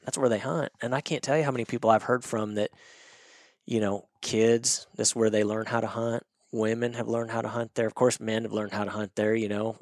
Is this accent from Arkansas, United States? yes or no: yes; Northwest Arkansas, United States; I grew up in Northwest Arkansas